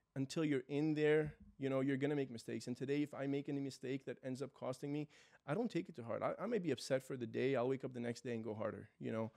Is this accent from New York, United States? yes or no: yes; New York City, New York, United States; moved away as an adult; now in Florida, United States; My family's from Israel. I was born and raised in New York City